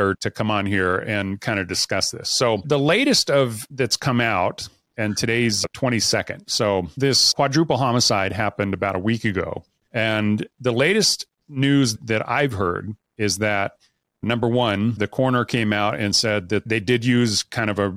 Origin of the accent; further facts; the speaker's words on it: Idaho, United States; now in Utah, United States; I was born and raised in Idaho, so I am a Idaho boy through and through. I live in Utah now, but all of my roots are in Idaho.